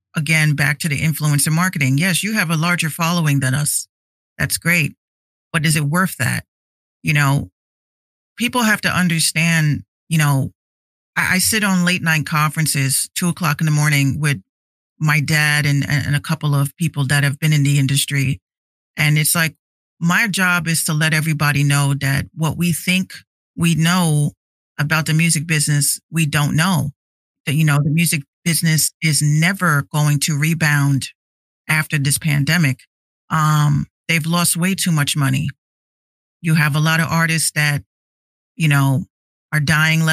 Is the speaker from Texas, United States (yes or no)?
no; Yonkers, New York, United States; also born or lived in Bronx, New York; I grew up in Yonkers as well as the Bronx